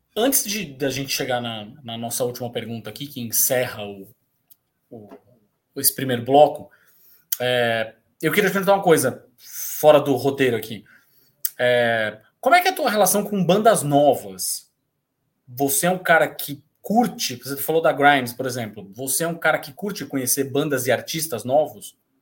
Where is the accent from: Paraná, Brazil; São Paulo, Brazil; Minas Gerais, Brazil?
São Paulo, Brazil; Santos; Eu sou santista, né? Então estou acostumado. Venho da cidade de praia